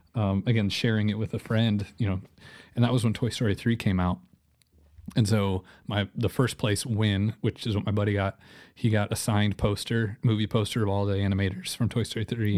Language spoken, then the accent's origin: English; Joplin, Missouri, United States; also born or lived in Rockford, Illinois; I'm from born in Joplin, was born, uh, in Missouri, um, lived in Rockford, Illinois for a little bit, then moved back to Joplin.